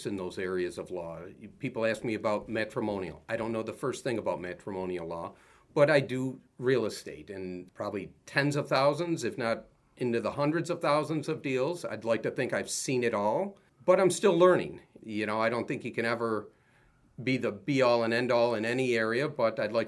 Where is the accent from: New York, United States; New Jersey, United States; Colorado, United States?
New York, United States; Rochester; I grew up here in Rochester